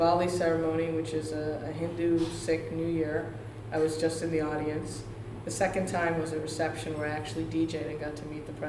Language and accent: English; New York, United States; I grew up in New York.